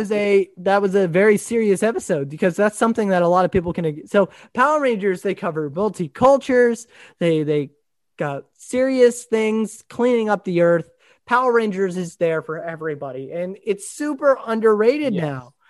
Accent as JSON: {"language": "English", "country": "Italy", "tie": "born or raised there", "also_born_or_lived": "Japan", "said": "as a kid that I grew up in Italy and Japan, like literally I was 8 years old when I went to what's the place called in Rome, Italy, the chapel."}